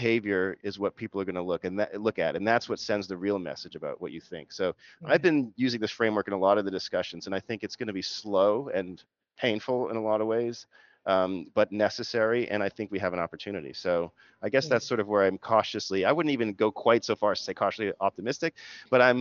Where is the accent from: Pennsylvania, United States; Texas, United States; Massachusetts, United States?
Massachusetts, United States; Boston; I'm from the Boston area. My mom's Jamaican, my dad is English